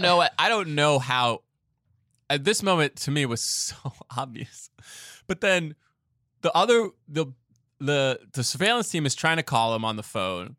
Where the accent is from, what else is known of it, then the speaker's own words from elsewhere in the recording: New York City, New York, United States; as a New Yorker